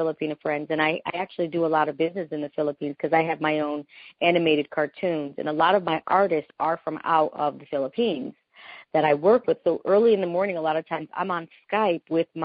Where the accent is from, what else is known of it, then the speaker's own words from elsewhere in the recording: Panama; first language Spanish; English is a second language; I'm from Panama, so I'm from Central America. We Panamanians, we speak Spanish. We are Hispanic. That's my first language